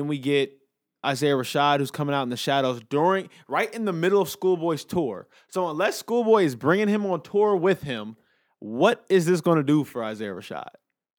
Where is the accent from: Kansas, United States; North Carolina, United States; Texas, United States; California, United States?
California, United States; Inglewood; Like, L.A. is my hometown. I love L.A. I would never trade it for anything. But I'm very aware of the street crime element to it, you know, being from Inglewood